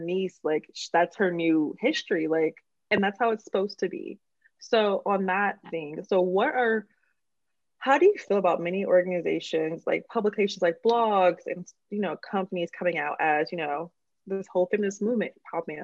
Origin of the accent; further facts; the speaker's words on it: Oakland, California, United States; I'm from the Bay Area, I'm from Oakland